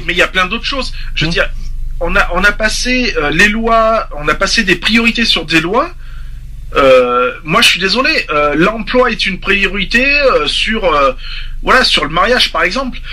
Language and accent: French; France; en tant que français et père de famille